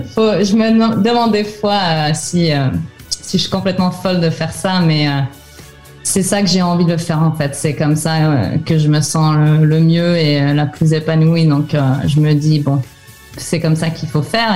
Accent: France; now in Finland; j'ai vécu mon enfance en France

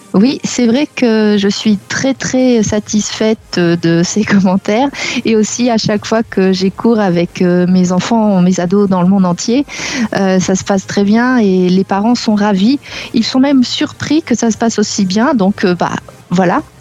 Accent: Normandy, France; also born or lived in South America / Barcelona; now in Limoges, France; à la base, je suis de Normandie

